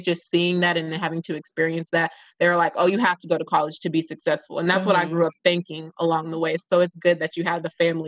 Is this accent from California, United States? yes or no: yes; California, United States; I'm from Cali.